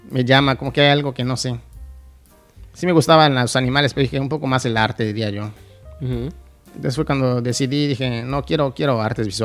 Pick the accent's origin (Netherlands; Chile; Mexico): Mexico; Mérida, Yucatán; moved away as an adult; now in Mexico City, Mexico; Soy de, aquí, de Mérida.